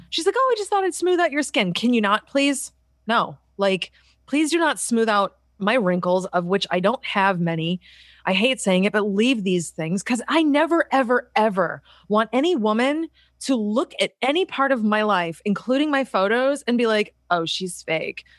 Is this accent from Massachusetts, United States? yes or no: yes; Boston, Massachusetts, United States; moved away; I'm from Boston